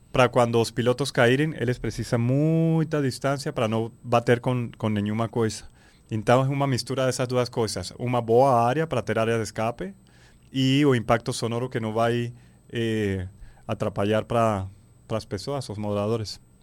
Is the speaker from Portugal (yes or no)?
no; Venezuela; now in Belém, Brazil; Eu sou da Venezuela, tenho filho paraense, belenense